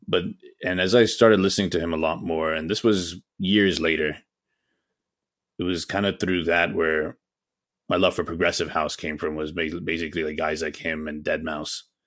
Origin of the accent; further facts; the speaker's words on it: Atlanta, Georgia, United States; also born or lived in Pakistan; I was actually born in the States. So, I was born here in Atlanta